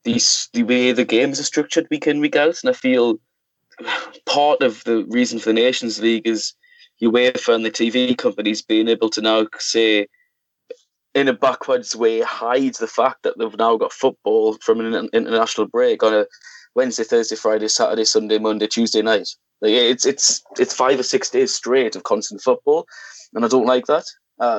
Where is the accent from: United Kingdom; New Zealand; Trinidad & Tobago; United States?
United Kingdom; England; I'm English myself.